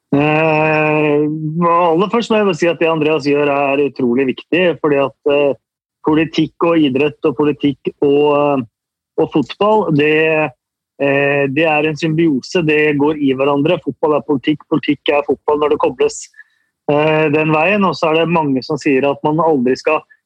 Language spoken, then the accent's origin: Norwegian; Norway; oss norske supportere